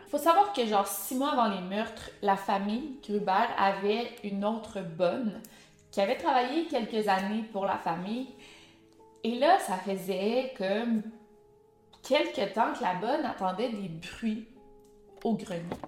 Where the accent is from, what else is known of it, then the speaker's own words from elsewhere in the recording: Quebec, Canada; accent: Québécois; avec mon accent allemand, avec mes mots prononcés en québécois